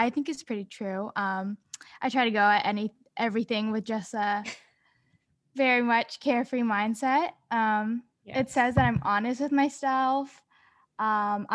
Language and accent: English; Sacramento, California, United States; also born or lived in San Francisco; I said I'm from Sacramento, but I actually spend most of my time in San Francisco. That's like where my family is.